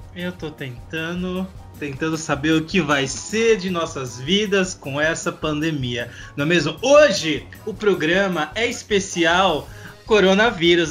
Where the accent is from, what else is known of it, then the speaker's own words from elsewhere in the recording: Brazil; a gente é brasileira